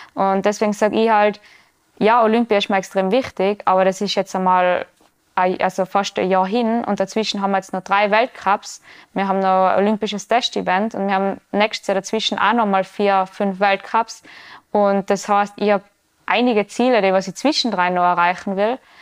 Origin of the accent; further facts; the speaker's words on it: Tyrol, Austria; bei uns im Ötztal